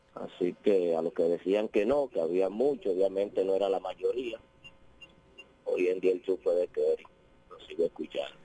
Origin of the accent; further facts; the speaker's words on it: San Pedro de Macorís, Dominican Republic; now in La Romana, Dominican Republic; Yo soy de San Pedro realmente, me mudé a la Romana y cambié de residencia